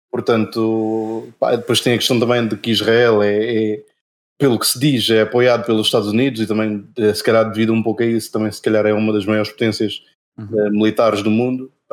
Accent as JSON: {"language": "Portuguese", "country": "Portugal", "tie": "born or raised there", "also_born_or_lived": "Angola", "said": "eu vim muito cedo, aliás, eu fui muito cedo para Portugal"}